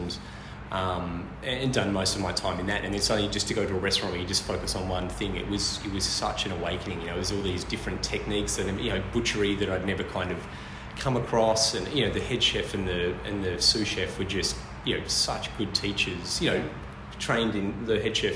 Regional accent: Hobart, Tasmania, Australia; moved away as an adult; now in Melbourne, Australia; I'm actually from Tasmania, from Hobart.

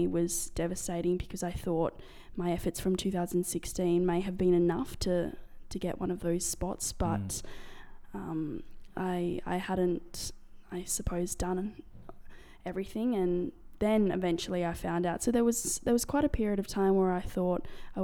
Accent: Mundaring, Western Australia, Australia; I started playing hockey when I was 4 years old up in the hills in Mundaring. Wow. So I am from WA.

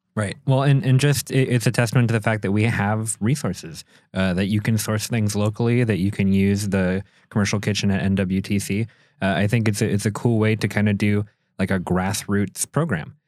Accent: Minneapolis, Minnesota, United States; moved away as an adult; now in Door County, United States; I'm from Minneapolis, so I'm coming from that big city

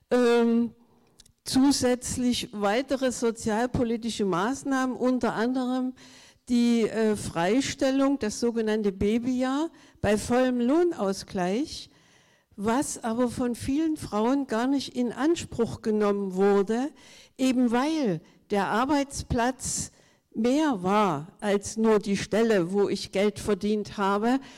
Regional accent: Saxony-Anhalt, Germany; Klar bin ich eine Ostfrau und ich komme aus Sachsen-Anhalt dem Bundesland mit dem ersten Bücherdorf und inzwischen den meisten Bücherdörfern.

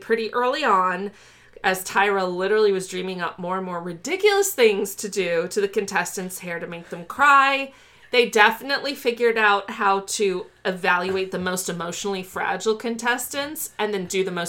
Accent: Chicago, Illinois, United States; I'm from Chicago.

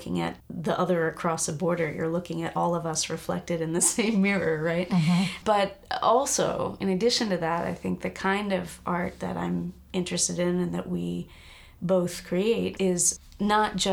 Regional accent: United States; also born or lived in New York; I'm third generation in the US

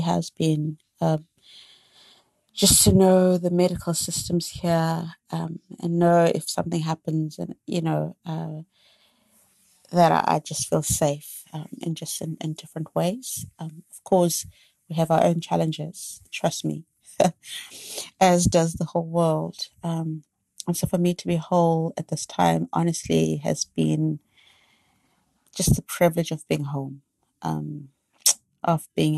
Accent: South Africa; And for me, I moved back to my home country, my beautiful country, South Africa.

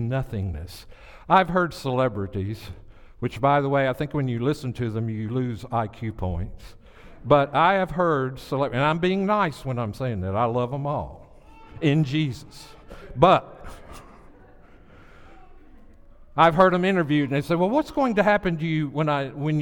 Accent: the South, United States; I'm from the South

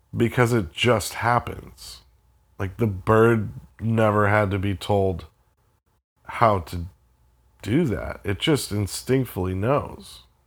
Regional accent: Florida, United States; I grew up in Florida

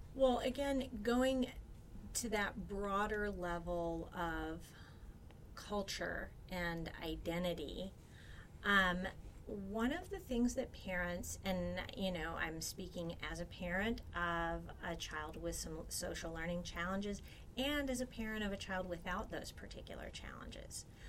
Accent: Alabama, United States; my home state

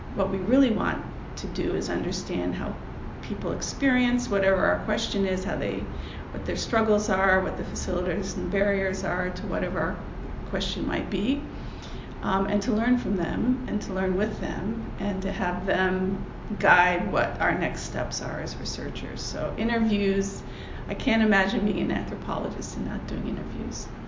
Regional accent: United States; As an American

